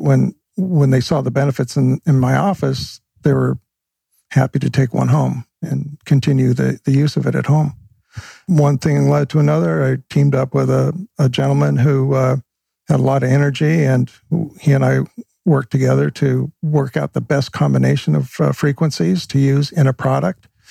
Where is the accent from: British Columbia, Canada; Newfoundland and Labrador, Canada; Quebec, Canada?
British Columbia, Canada; Vancouver; I grew up in Vancouver, Canada